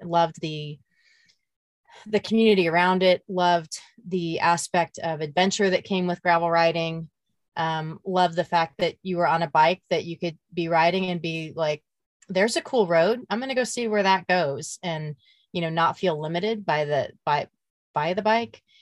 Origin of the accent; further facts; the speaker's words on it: Emporia, Kansas, United States; my hometown of, of Emporia, Kansas